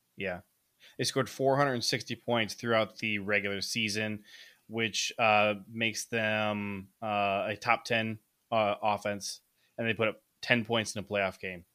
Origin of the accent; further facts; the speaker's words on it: Ohio, United States; moved away; also born or lived in Michigan; I grew up in Ohio